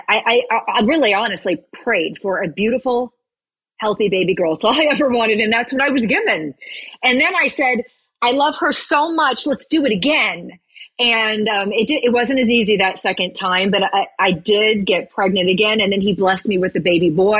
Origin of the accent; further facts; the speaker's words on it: Virginia, United States; also born or lived in Roanoke, Virginia / Williamsburg, Virginia / Tennessee; I grew up in a very small town in Virginia. I was born in Roanoke.